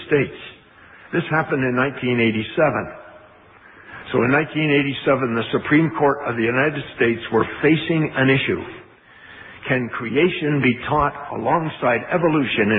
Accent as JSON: {"language": "English", "country": "Canada", "tie": "born or raised there", "said": "I was born in Canada too"}